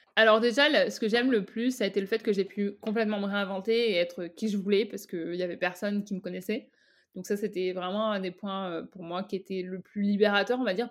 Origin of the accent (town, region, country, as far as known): France; moved away as an adult; now in Canada